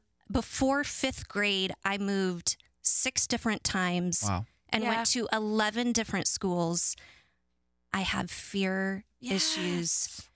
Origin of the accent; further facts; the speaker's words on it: Kansas City, Missouri, United States; born there; also born or lived in Mississippi; Okay, I was born in Kansas City, Missouri. My brother was born in California. The movie Poltergeist was filmed in my neighborhood.